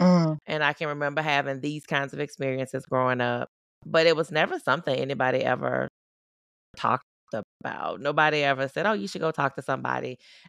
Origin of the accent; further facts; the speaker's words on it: Southern United States, United States; I grew up in the Deep South. I grew up in the South. It just wasn't a thing.